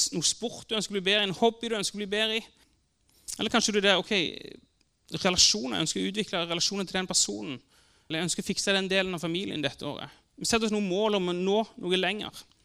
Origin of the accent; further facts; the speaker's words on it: Sandnes, Rogaland, Norway; Jeg vokste opp på Gandal.